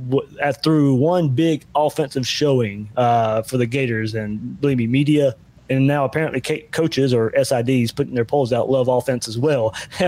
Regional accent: Blackshear, Georgia, United States; my hometown guy, Stetson Bennett from Blackshirt, Georgia.

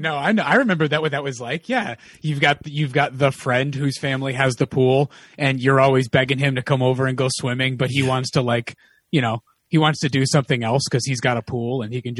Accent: Connecticut, United States; now in Los Angeles, United States; I grew up in Connecticut.

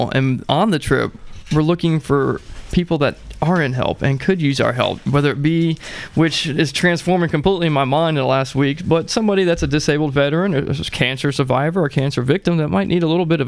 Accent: Virginia, United States; I'm from Virginia.

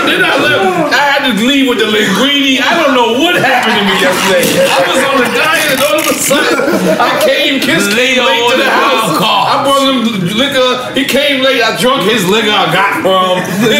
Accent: New York, United States; Yo, I'm from New York.

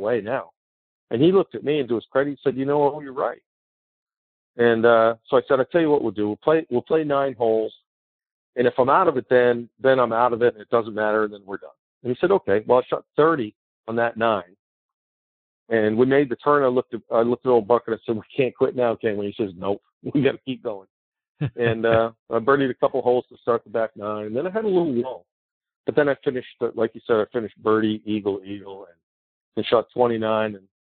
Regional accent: Washington, District of Columbia, United States; it's Washington, D.C., it's my hometown.

